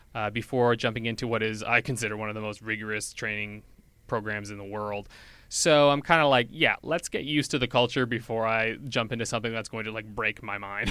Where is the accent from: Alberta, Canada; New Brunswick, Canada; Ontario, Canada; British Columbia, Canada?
New Brunswick, Canada; moved away as an adult; now in Edmonton, Canada; I'm from New Brunswick. I'm not from Edmonton